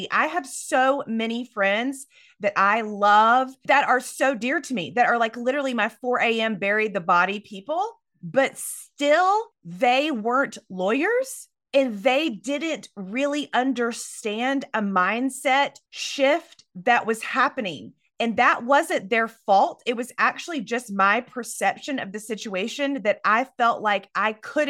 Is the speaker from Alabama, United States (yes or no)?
no; Myrtle Beach, South Carolina, United States; I am from the South, Myrtle Beach, South Carolina